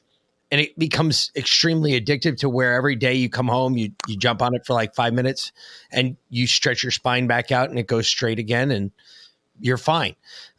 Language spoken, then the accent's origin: English; Ireland; People make fun of me constantly, and I'm Irish, so it's a horrible thing.